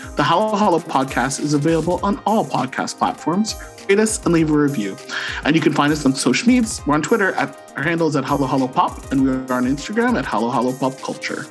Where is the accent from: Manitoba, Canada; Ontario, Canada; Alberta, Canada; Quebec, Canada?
Ontario, Canada; St. Catharines; moved away as an adult; now in Ottawa, Canada; born and raised in Saint Catharines, Ontario, and now living in the nation's capital of Ottawa.